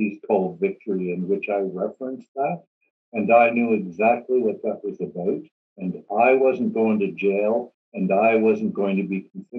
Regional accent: Swastika / small town near Kirkland Lake, Northern Ontario, Canada; also born or lived in Sudbury, Ontario; now in Toronto, Canada; And I lived in a very small town called Sulukout, under 2,000 people, probably under 1,200 today.

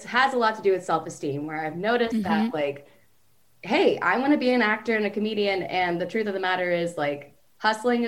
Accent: The Woodlands, Texas, United States; moved away as an adult; now in Los Angeles, United States; I grew up in Texas

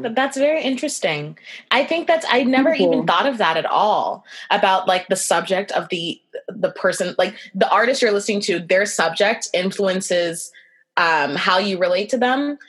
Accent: Brampton, Ontario, Canada; I grew up in Brampton

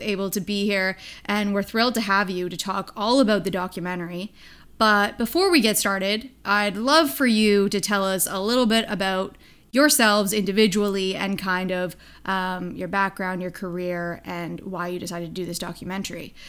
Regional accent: Hamilton, Ontario, Canada; my hometown of Hamilton, Ontario

